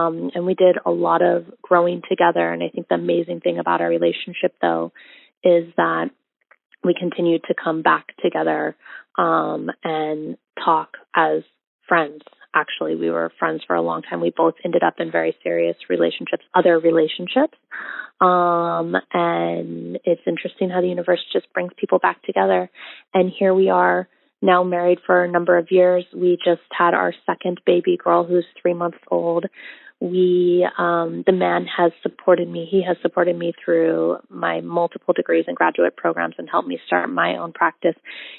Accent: Bali, Indonesia; I am multiracial. I grew up in Bali, Indonesia.

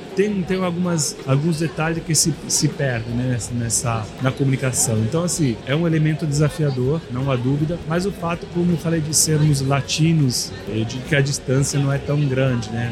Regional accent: Italy; Portuguese is a second language; moved away as an adult; now in Brazil

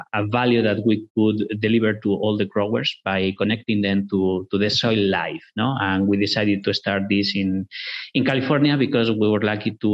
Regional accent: northwest Spain, Spain; moved away; We're originally from Spain, from the northwest of Spain, a rural area where agriculture, corn and sugar beets are very important.

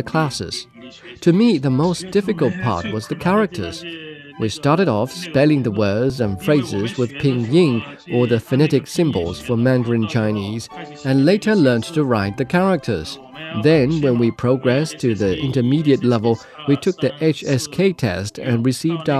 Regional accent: Lomé, Maritime, Togo; moved away as an adult; now in Dakar, Senegal; I attended the University of Lomé in my hometown, Togo.

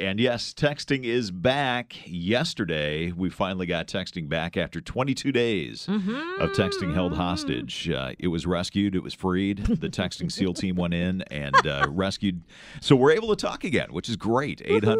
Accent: Iowa, United States; But I grew up in Iowa, and we don't have a pro team there.

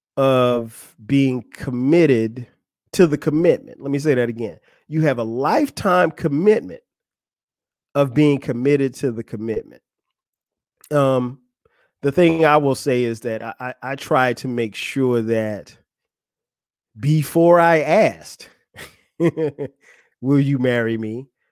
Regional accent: Florence, South Carolina, United States; moved away as an adult; now in Atlanta, United States; that's my hometown, Florence, South Carolina

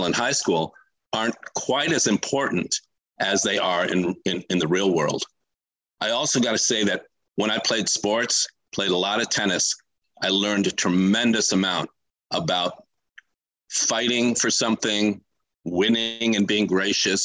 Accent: Los Angeles, California, United States; I grew up on the West Side in Los Angeles

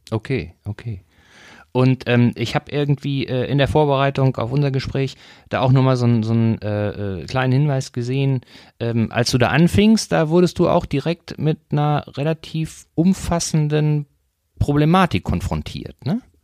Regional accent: North Rhine-Westphalia, Germany; moved away; ich komme ursprünglich aus Nordrhein-Westfalen, war also, bin aufgewachsen ein bisschen dichter an, an Gladbach als

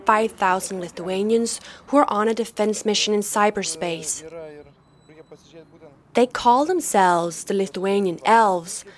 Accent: Denmark; I'm a journalist from Denmark

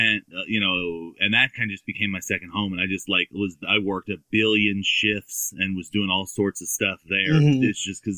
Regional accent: Simi Valley, California, United States; also born or lived in Camarillo, California; Born and raised. I was, born in the Valley and then, till I was 5 in Camarillo and then the rest of the time in Simi Valley

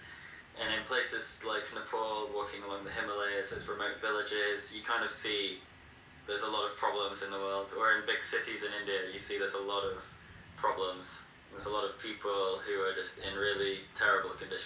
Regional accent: England, United Kingdom; moved away as an adult; also born or lived in Leeds; now in Peru; I'm from England, and I've been living in Peru for the last 14 months

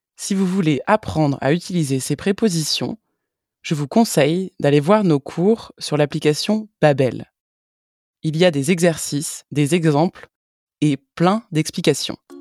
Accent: France; Je suis française

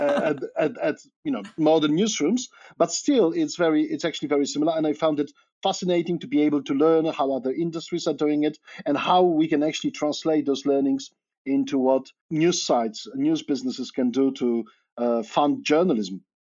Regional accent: Poland; moved away as an adult; also born or lived in Cambridge, Massachusetts, United States; now in Oxford, United Kingdom; I'm originally Polish. So I grew up in Poland

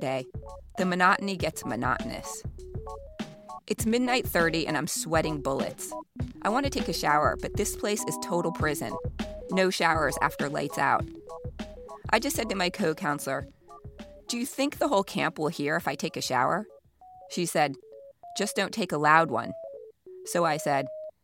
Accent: Miami, Florida, United States; growing up in Miami

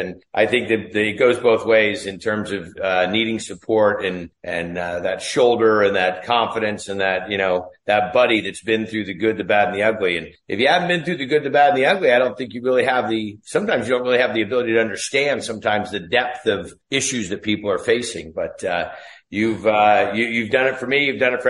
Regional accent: Ferndale, California, United States; So anyhow, I grew up in Northern California. If you ever saw the movie Outbreak with Dustin Hoffman, that's the little town that I was raised in, a little town called Ferndale.

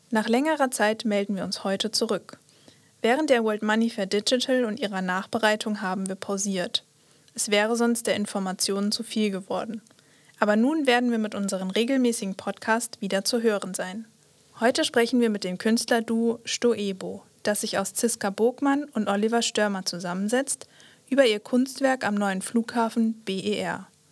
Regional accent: Netherlands; German is a second language; moved away; Ich bin gebürtige Niederländerin.

